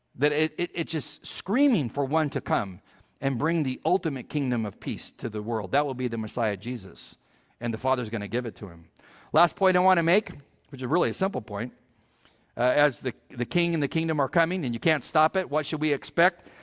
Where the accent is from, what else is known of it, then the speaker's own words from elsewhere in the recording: California, United States; I'm from California